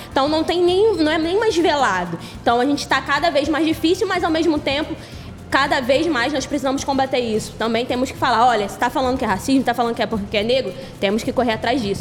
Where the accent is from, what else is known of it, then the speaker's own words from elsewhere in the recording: Duque de Caxias, Rio de Janeiro, Brazil; do lugar que eu venho, da favela da Vila Operária, na Baixada Fluminense de Caxias